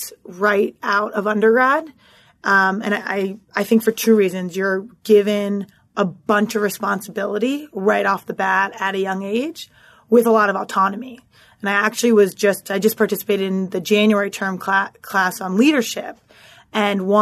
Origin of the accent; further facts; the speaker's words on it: Philadelphia, Pennsylvania, United States; moved away as an adult; also born or lived in New York City; born and raised in Philadelphia